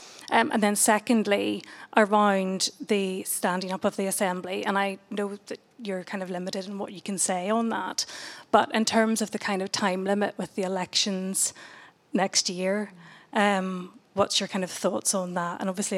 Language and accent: English; Northern Ireland, United Kingdom; moved away as an adult; I'm probably one of those graduates you mentioned in your speech as well that moved away from Northern Ireland